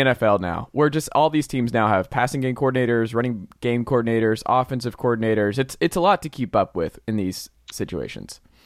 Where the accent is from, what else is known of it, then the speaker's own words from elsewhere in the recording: Atlanta, Georgia, United States; I'm from Atlanta